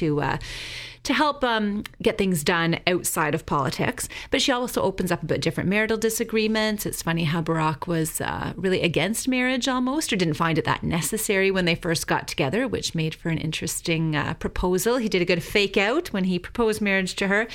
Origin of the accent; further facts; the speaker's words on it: Canada; I'm Canadian